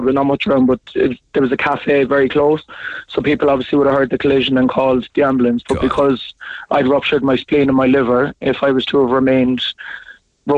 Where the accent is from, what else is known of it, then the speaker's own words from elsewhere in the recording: Cork, Munster, Ireland; We're all from Mahon. So from the Mahon area